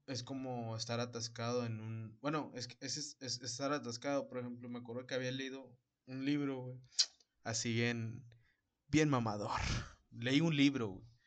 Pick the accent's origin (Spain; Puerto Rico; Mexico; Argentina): Mexico; somos mexicanos